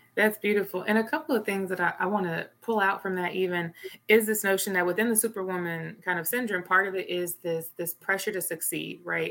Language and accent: English; Little Rock, Arkansas, United States; moved away; I'm originally from Little Rock, Arkansas